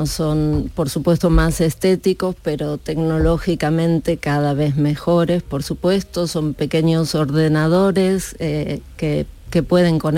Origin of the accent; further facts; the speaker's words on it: Argentina; also born or lived in Andalusia; now in Spain; Argentina, pero hace 35 años que vivo aquí.